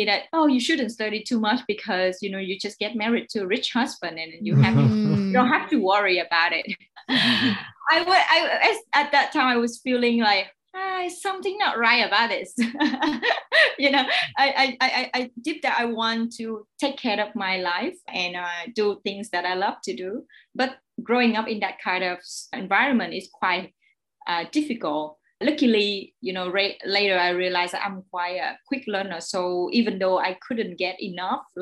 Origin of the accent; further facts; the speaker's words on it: Ho Chi Minh City, Vietnam; I was born here in Saigon, in District 10